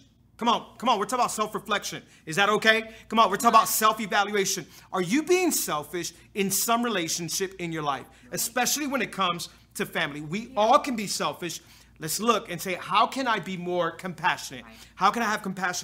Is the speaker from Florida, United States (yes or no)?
yes; Hialeah, Florida, United States; I was born and raised in Hialeah